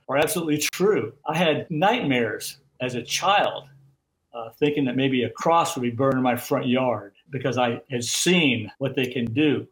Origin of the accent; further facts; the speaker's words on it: Florida, United States; I grew up in Florida